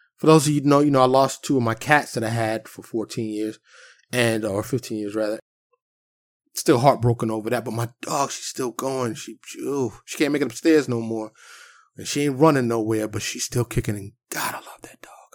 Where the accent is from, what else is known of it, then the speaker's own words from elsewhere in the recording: New York City, New York, United States; I grew up in Harlem in the South Bronx.